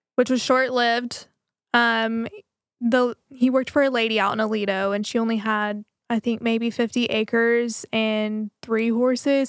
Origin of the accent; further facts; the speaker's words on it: Waco, Texas, United States; I'm from Waco